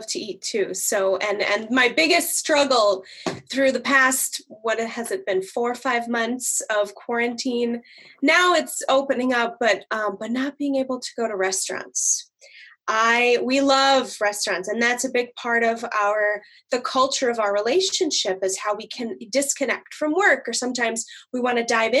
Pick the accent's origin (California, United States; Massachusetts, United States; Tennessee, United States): Massachusetts, United States; Boston; now in Minneapolis, United States; I'm actually from the East Coast. I'm from Boston.